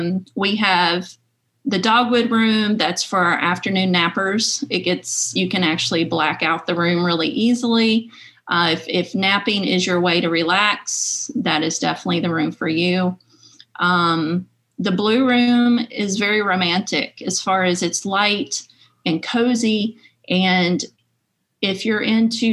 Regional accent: Rocky Mount, Virginia, United States; moved away; I was born and raised in Franklin County and in Rocky Mount

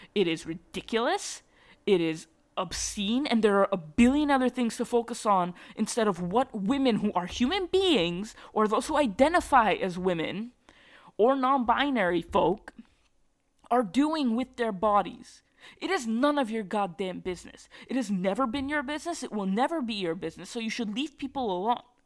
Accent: Massachusetts, United States; I grew up in Massachusetts and I live where I live

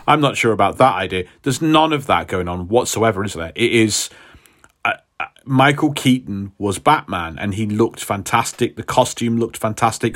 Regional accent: United Kingdom; us Brits

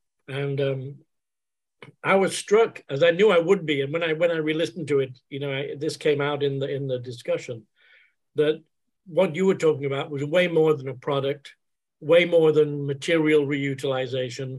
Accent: England, United Kingdom; moved away; I'm originally from England

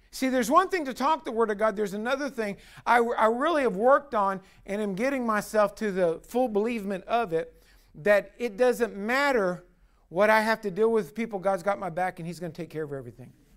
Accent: United States; as American

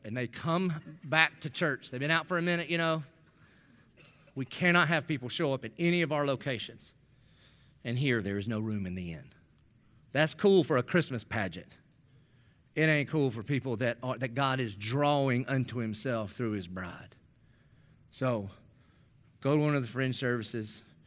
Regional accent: Dillon, United States; I'm a nobody from Dillon

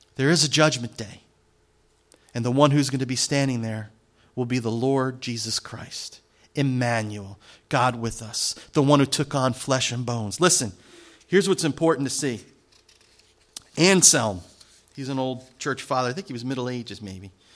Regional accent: New Jersey, United States; I'm from Jersey

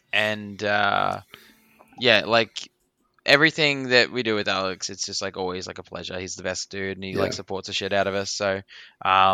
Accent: Australia; being Australian

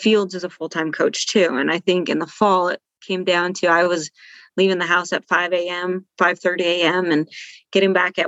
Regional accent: Steamboat Springs, Colorado, United States; born or raised there; moved away

